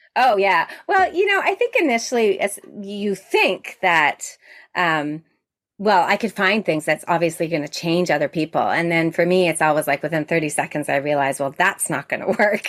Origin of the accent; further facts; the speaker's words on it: Toronto, Ontario, Canada; I'm from Toronto, Ontario, Canada